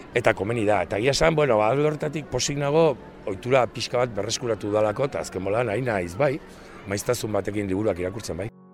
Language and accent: Basque; Arrasate, Basque Country, Spain; also born or lived in Oregon, United States; now in Elgeta, Spain; jaiotzez, estatu batu arra naiz, oregonen jaio nintzen, baina txikitxikitatik e, amarekin ja Euskal Herri datorri nintzen, eta berez, nire buzua arrasatearra kontsidatzen dut, antxe pasatu nuen aurtzaroa eta gaztaroa